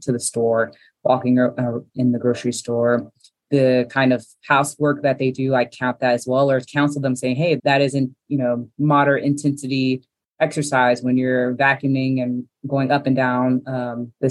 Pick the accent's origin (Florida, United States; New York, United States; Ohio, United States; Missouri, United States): Florida, United States; Miami; now in Atlanta, United States; I am from Miami, Florida, but I've been in Atlanta for about 20 plus years